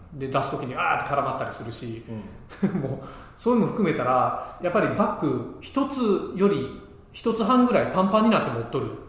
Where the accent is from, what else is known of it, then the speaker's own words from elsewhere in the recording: Ehime, Japan; moved away; 地元愛媛のね